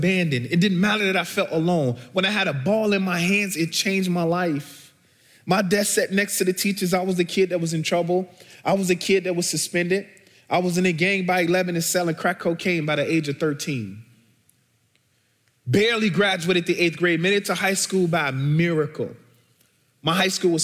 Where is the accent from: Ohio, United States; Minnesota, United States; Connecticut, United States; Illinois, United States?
Illinois, United States; Chicago; So I'm originally from Chicago, born and bred. I grew up in the housing projects called Argyle Gardens on the south side of Chicago